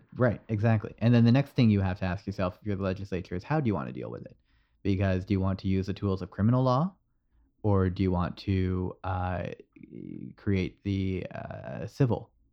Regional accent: Canada; this is the problem with being Canadian. You're halfway between the American and the U K pronunciations.

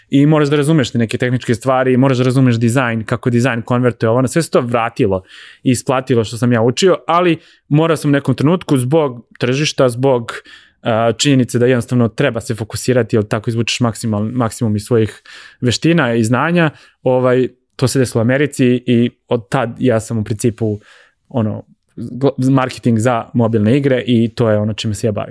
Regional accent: Ivanjica, Moravica District, Serbia; also born or lived in Belgrade, Serbia; now in United States; ja sam došao iz Ivanjice u Beograd, u Beogradu sam već ostvario neko ime

